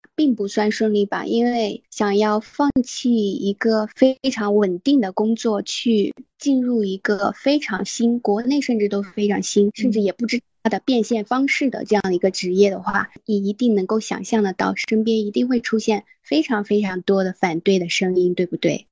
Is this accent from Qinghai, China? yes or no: yes; Qinghai, China; 我从小是在青海长大，接触雪山、草原、沙漠这些大自然会比较多